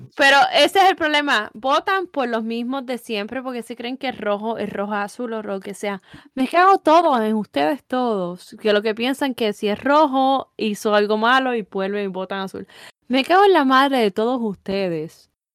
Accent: Puerto Rico; moved away as an adult; me gustaría estar en mi país

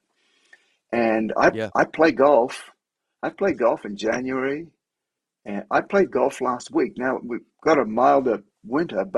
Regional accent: Sydney, New South Wales, Australia; moved away as an adult; now in Denver, United States; my wife's from San Diego, I'm from Sydney. We're beach people

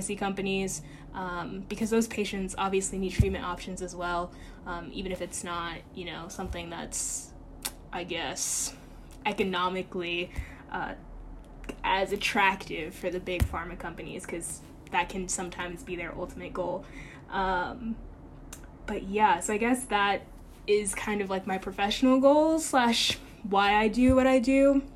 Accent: Chesapeake, Virginia, United States; moved away as an adult; now in New York City, United States; I grew up in Chesapeake, Virginia

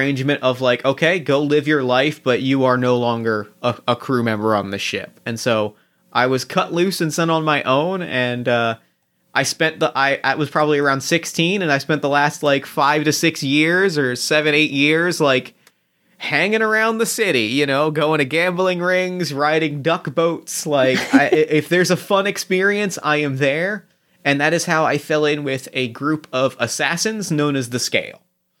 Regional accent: New Jersey, United States; Much like the boardwalks that I grew up in New Jersey.

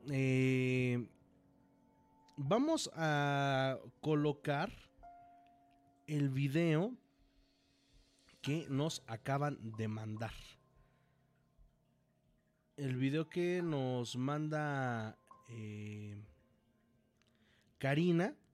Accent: Guadalajara, Jalisco, Mexico; Y sí, soy, soy tapatía.

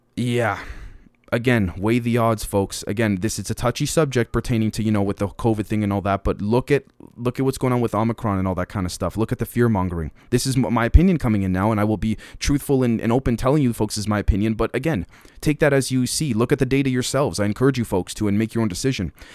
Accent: Canada; As a Canadian

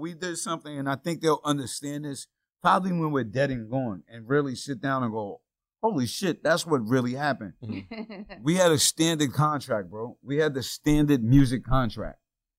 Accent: Yonkers, New York, United States; I'm from Yonkers, New York, and made it rapping

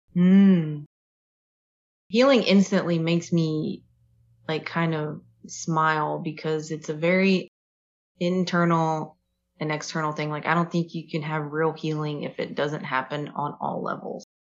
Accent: Kings Mountain, North Carolina, United States; moved away as an adult; now in Fairfield, United States; So I lived in North Carolina and the specifically what I'm referring to is when we lived in Kings Mountain.

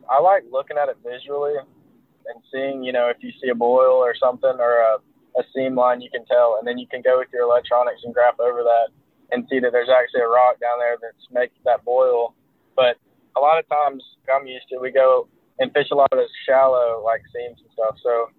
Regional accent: Alabama, United States; also born or lived in Auburn, Alabama; I grew up around the Coosa River, so Logan Martin and Mitchell and Lay, those are kind of my home lakes.

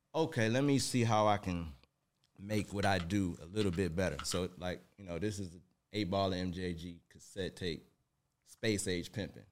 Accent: Detroit, Michigan, United States; now in Atlanta, United States; born and raised in Detroit, Michigan, you know, right off Seven Mile

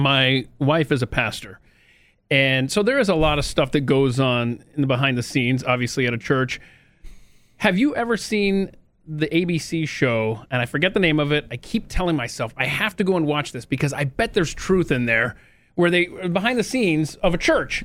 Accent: Marietta, Georgia, United States; I was born and raised in Atlanta, suburban Atlanta, Marietta, Georgia

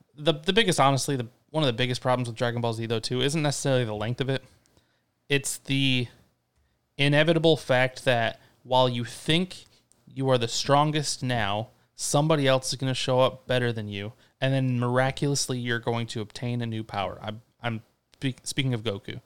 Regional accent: Ypsilanti, Michigan, United States; our life growing up in Ipsy

